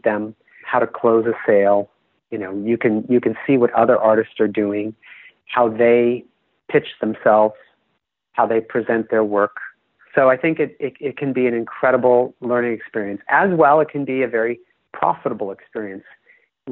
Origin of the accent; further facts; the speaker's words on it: Bay Area, California, United States; I'm from the Bay Area